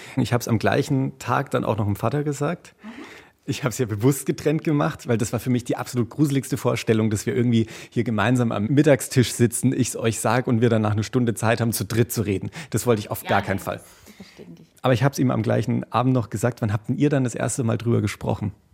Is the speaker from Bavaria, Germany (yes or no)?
yes; Franconia, Bavaria, Germany; ich bin in Franken aufgewachsen.